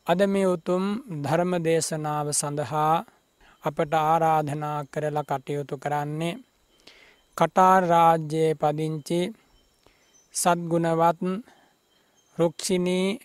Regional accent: Sri Lanka

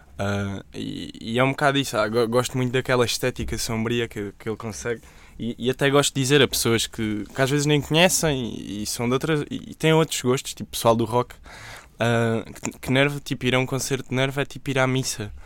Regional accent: Évora, Alentejo, Portugal; em Évora, que é de onde eu sou

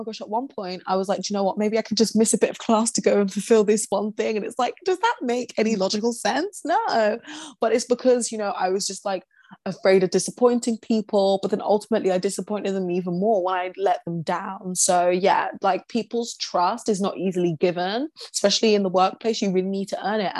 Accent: Essex, East of England, United Kingdom; I grew up in Essex

